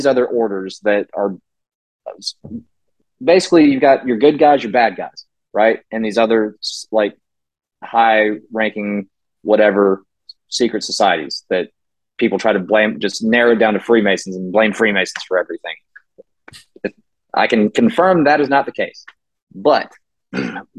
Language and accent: English; Charlotte, North Carolina, United States; Charlotte's my hometown. I work in Charlotte still. Like, I don't live there currently